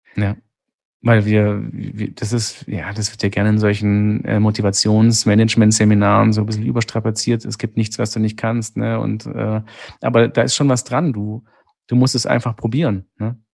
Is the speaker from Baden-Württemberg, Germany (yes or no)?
yes; Sigmaringen, Baden-Württemberg, Germany; accent: Swabian; ich komme aus Baden-Württemberg, ähm, das ja an den Bodensee angrenzt, zum großen Teil aus Sigmaringen